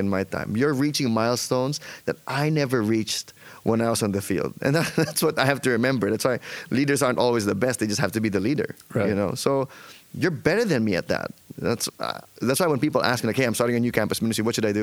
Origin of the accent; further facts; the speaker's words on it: Philippines; now in United States; I'm Filipino.